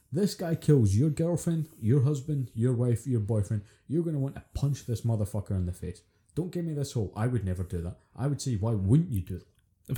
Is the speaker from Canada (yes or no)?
no; Scotland, United Kingdom; being Scottish